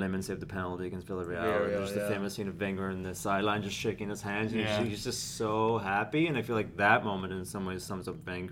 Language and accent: English; Northern Ireland, United Kingdom; I grew up in Northern Ireland.